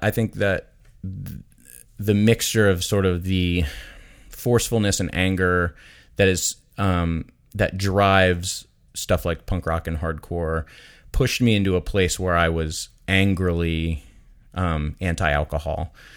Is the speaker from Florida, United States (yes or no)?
yes; Daytona Beach, Florida, United States; I grew up in Daytona Beach, Florida